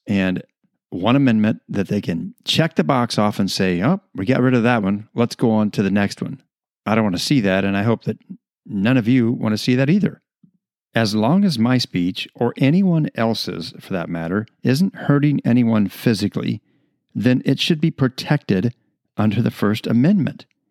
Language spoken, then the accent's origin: English; United States; being American citizens